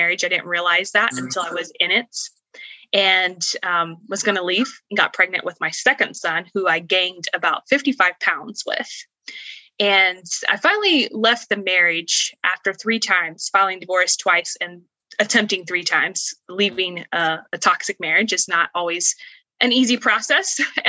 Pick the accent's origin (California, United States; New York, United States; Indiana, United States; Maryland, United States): Indiana, United States; moved away as an adult; now in Florida, United States; I was born and raised in Indiana and I was actually born and raised in the Amish culture